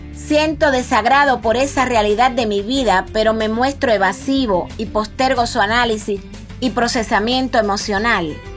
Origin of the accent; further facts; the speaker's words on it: Campechuela, Granma, Cuba; moved away as an adult; now in Bayamo, Cuba; vivíamos en Campechuela, es el pueblo de donde yo soy, que queda en la zona costera de la provincia Gran.